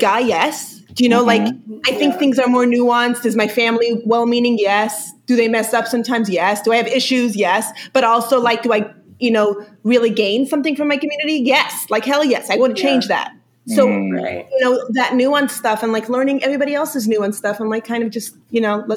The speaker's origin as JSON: {"language": "English", "region": "New York", "country": "United States", "tie": "born or raised there", "first_language": "Yiddish", "second_language": "English", "said": "I grew up in New York, in Brooklyn, in a Hasidic community"}